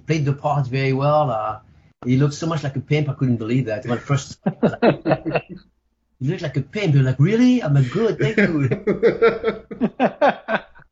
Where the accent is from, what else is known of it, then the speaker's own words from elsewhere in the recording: Spain; moved away; also born or lived in France; My dad was Spanish, from Spain. I grew up in Spain, actually. I grew up in France and Spain